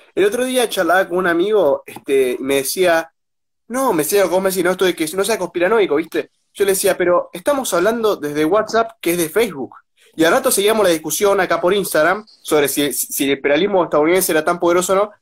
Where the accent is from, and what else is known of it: Argentina